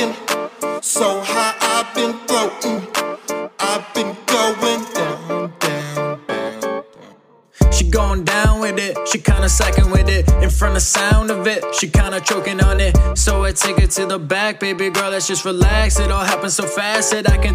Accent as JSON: {"language": "English", "town": "Detroit", "region": "Michigan", "country": "United States", "said": "I'm from Detroit"}